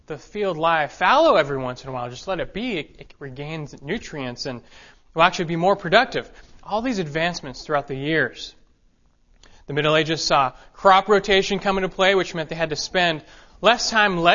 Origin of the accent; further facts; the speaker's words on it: Los Angeles, California, United States; moved away; I was raised in Los Angeles